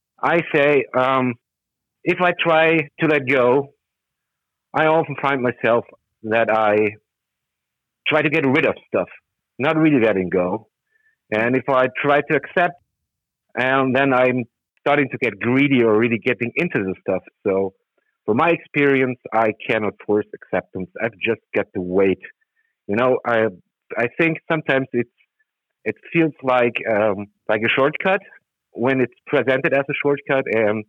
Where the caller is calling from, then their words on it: Germany; I'm calling from Germany.